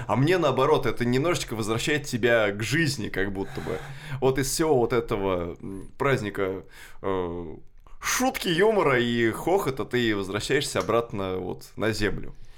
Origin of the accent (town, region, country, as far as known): Kashira, Moscow Oblast, Russia; born or raised there